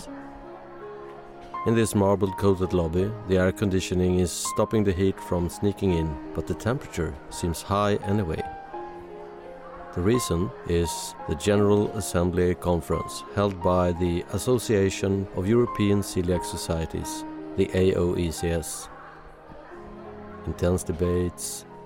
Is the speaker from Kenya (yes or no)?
no; Sweden; I'm from Sweden.